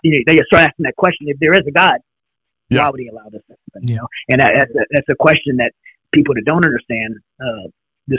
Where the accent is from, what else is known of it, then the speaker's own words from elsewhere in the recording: United States; we're American people